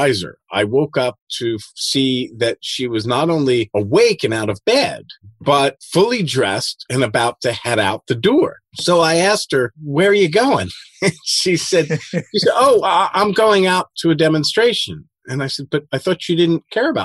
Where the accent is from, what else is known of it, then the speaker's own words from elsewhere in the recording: Philadelphia, Pennsylvania, United States; moved away as an adult; also born or lived in Eastern Europe; I grew up in Philadelphia